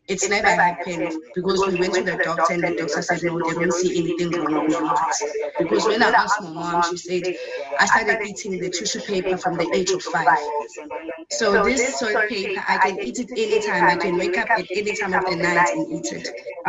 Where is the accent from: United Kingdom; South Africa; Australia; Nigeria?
South Africa; I'm from South Africa.